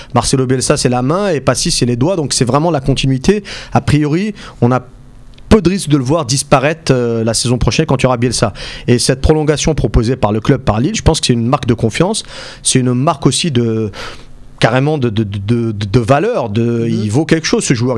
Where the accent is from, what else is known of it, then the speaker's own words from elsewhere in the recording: Algeria; en tant qu'Algérien